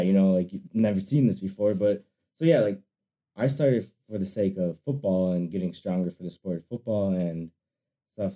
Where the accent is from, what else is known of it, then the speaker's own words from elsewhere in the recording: Wisconsin, United States; I'm from Wisconsin